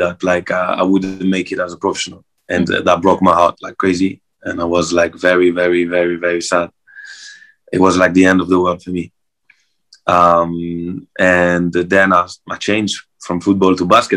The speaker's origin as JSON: {"language": "English", "town": "Marseille", "region": "Provence-Alpes-Côte d'Azur", "country": "France", "tie": "born or raised there", "said": "I'm from Marseille, south of France, so I grew up at the beach, so I'm a beach boy."}